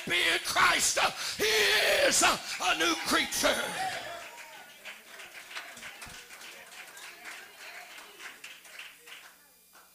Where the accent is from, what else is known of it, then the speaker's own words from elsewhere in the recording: Missouri, United States; this 5'8" Missouri boy. I'm from the Show Me State.